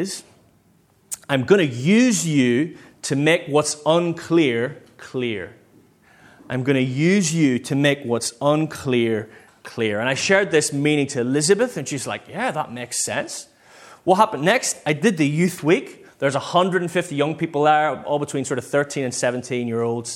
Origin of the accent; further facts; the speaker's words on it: Northern Ireland, United Kingdom; moved away; the church I grew up in back in Northern Ireland